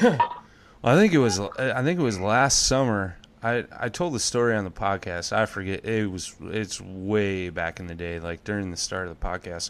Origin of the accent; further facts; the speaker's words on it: Crystal Lake, Illinois, United States; When I was a kid, uh, I grew up in Crystal Lake, northern Illinois, about an hour outside of Chicago